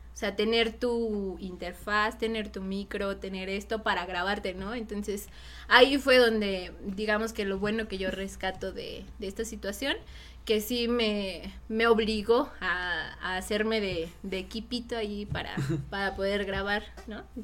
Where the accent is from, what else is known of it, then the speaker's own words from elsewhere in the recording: Mexico; nos identifica a nosotros, ¿no? Como mexicanos